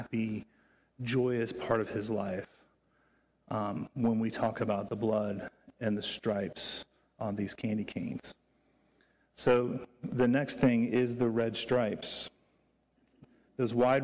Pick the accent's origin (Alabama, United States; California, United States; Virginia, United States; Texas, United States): Virginia, United States; moved away; I grew up in Virginia